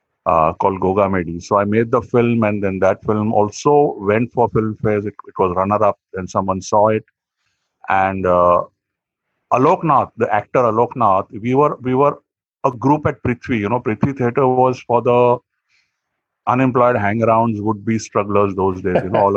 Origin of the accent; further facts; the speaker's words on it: Varanasi, Uttar Pradesh, India; I'm from Banaras